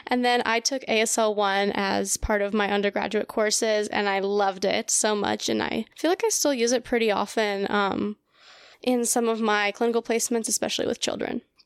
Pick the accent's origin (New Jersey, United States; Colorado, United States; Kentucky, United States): Colorado, United States; first language Russian; English is a second language; I am from Colorado, born and raised